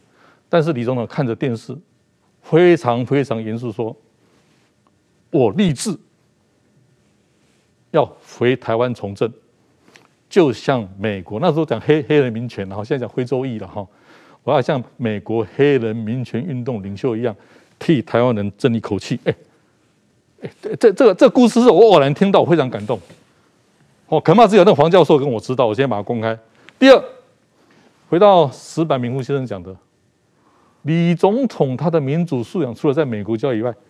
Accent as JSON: {"language": "Chinese", "country": "Japan", "second_language": "Chinese", "said": "对对对，就说比我们日本人还日本人哈。"}